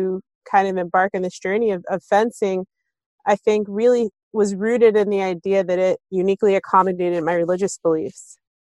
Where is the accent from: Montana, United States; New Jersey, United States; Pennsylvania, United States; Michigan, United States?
New Jersey, United States; Maplewood; So we moved to Maplewood when I was super young, and growing up as a kid who, you know, observed hijab from the age of 12 and being one of the only Muslim families, I always felt like a sense of belonging in our town.